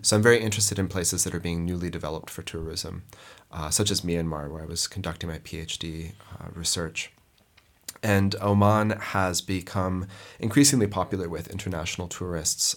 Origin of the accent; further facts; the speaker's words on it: Montana, United States; moved away; also born or lived in Lebanon; I grew up in Montana in the United States